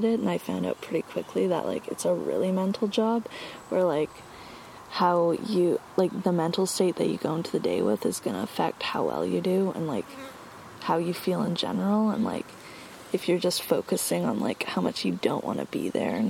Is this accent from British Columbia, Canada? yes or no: yes; Cortes Island, British Columbia, Canada; growing up on Cortes